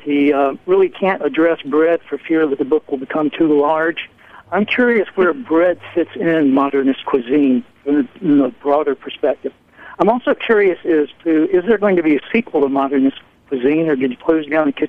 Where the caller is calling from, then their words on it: South Carolina, United States; This is …. I'm calling from South Carolina.